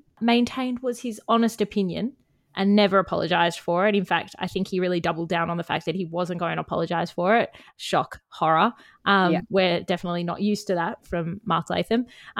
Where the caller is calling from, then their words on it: New South Wales, Australia; I am joining you guys from Bundjalung country today.